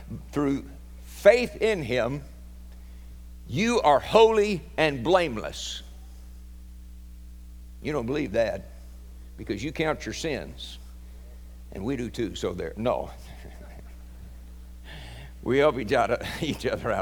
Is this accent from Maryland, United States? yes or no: no; Oklahoma, United States; There's a couple of us Okies